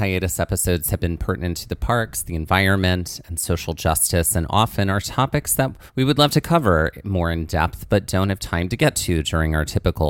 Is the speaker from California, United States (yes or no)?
no; Mississippi, United States; Well, I grew up in the heat. {S0} There we go. {S1} Down in South Mississippi.